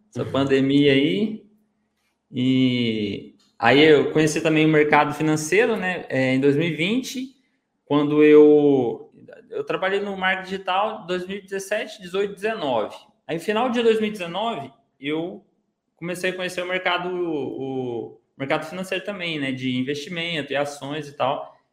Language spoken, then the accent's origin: Portuguese; Minas Gerais, Brazil; now in Ribeirão Preto, Brazil; que eu hoje eu moro no interior de São Paulo, aqui em Ribeirão Preto eu morava em Minas, né? Eu sou de Minas, né?